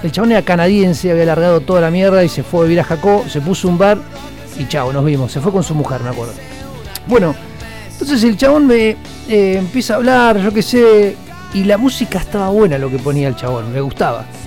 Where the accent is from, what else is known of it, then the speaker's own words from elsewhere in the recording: Argentina; Yo soy de Argentina